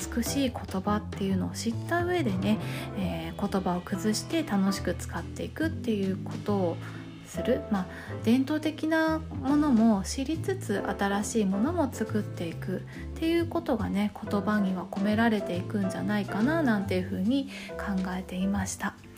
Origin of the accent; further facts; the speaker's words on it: Tokyo, Japan; 東京生まれ東京育ち